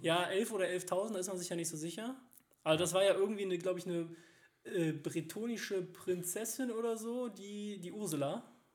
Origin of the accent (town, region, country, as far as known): Cologne, North Rhine-Westphalia, Germany